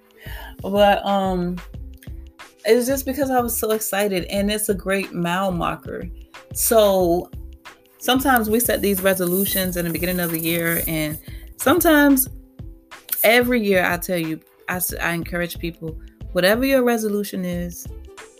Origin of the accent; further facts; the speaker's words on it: Petersburg, United States; I grew up in Fifth Ward. I grew up in what they call the heart of the hood